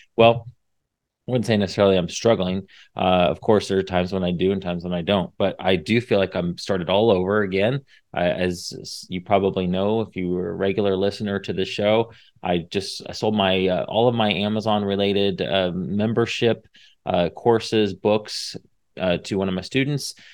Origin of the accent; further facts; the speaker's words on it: Indiana, United States; moved away as an adult; now in Texas, United States; I'm from Indiana. I l, I've been here in Texas for fifteen years now, but born and raised in Indiana